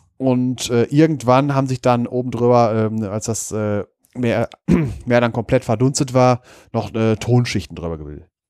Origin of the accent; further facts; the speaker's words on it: Wesel, North Rhine-Westphalia, Germany; in meiner Kindheit, wo ich aufgewachsen bin, am Niederrhein in der Nähe von Wesel.